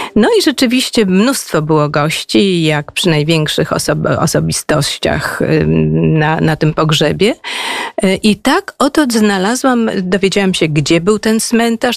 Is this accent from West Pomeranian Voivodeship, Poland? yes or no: no; Wrocław, Lower Silesian Voivodeship, Poland; moved away as an adult; Ja jestem w ogóle wrocławianką